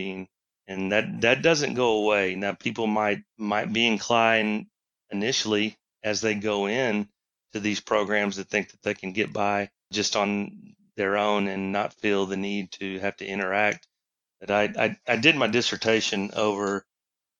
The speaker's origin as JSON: {"language": "English", "town": "Houston", "region": "Texas", "country": "United States", "tie": "born or raised there", "said": "I'm from Texas. You know, grew up in down the Houston area"}